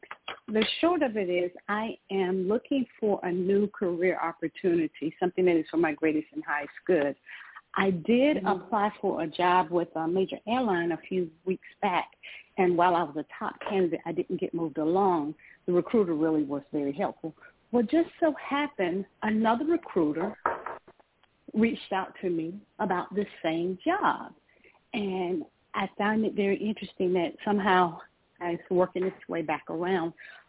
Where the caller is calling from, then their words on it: Georgia, United States; I'm calling from Georgia.